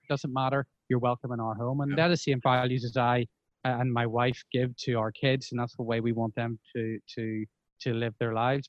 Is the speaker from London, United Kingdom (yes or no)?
no; Bangor, Northern Ireland, United Kingdom; I grew up in Bangor. I, I went to school in Belfast